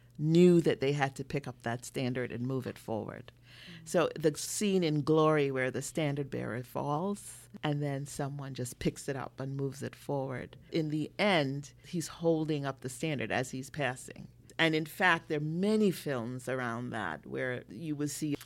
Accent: Jamaica; moved away; I'm from Jamaica. I was born in Jamaica

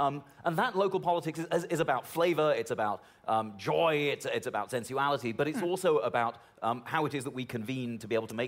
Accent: United Kingdom; moved away as an adult; now in United States; I grew up in Britain, you know, in the left sort of scene in the 1980s and 90s

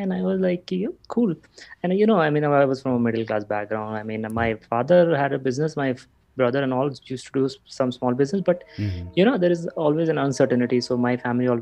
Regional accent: Giridih, Jharkhand, India; moved away; We are from Jharkhand, a small town called Giridih

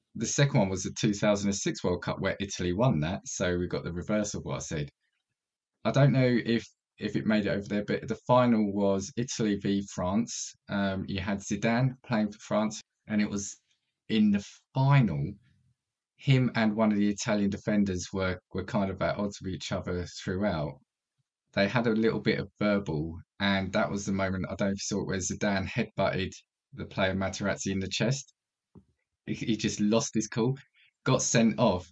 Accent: United Kingdom; as a British kid

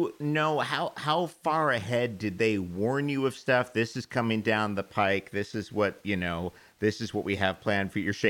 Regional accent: Manhattan, New York, United States; I was born in Queens. I grew up in Manhattan, but I know East New York, and I know I know the Cypress Hill stop.

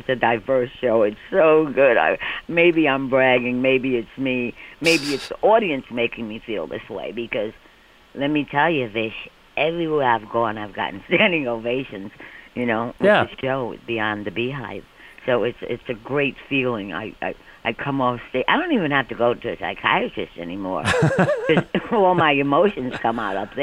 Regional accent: New York City, New York, United States; moved away as an adult; now in Connecticut, United States; I was born and raised in Manhattan, Spanish Harlem

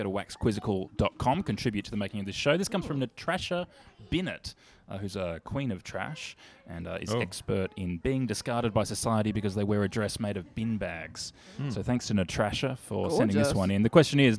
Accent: Australia; as an Australian.

